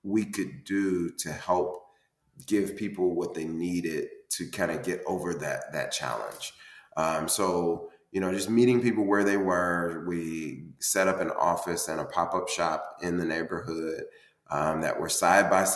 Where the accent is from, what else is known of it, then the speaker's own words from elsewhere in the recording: Indianapolis, Indiana, United States; now in Cincinnati, United States; Indianapolis, Indiana, which is my hometown